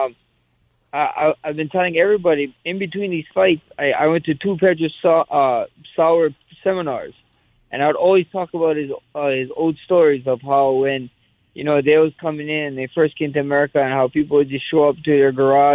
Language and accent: English; Hawaii, United States; I'm a Hawaiian